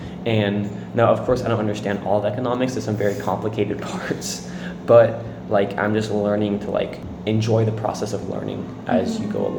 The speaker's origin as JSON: {"language": "English", "country": "United States", "said": "obviously I'm white and I'm American"}